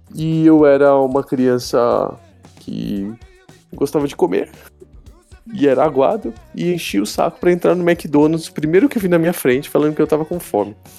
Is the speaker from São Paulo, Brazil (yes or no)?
yes; São Paulo, Brazil; Eu moro, sou de São Paulo, né? Moro, nasci, moro aqui.